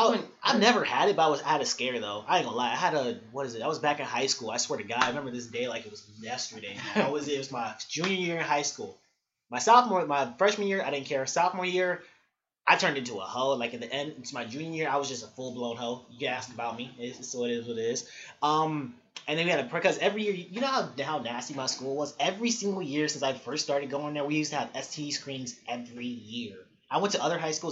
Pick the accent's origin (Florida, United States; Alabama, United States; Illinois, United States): Illinois, United States; Chicago; I'm from Chicago, y'all. I'm from Chicago, West Side, born and raised